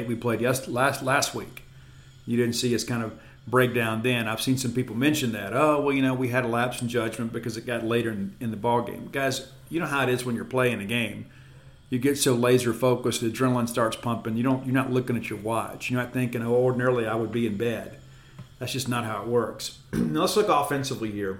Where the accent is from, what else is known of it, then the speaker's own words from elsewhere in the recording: South Mississippi, United States; I grew up in the South. I am from South Mississippi